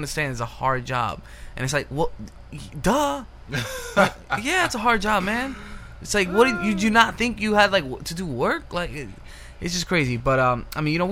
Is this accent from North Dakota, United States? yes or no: no; New York City, New York, United States; Two Kids from the Bronx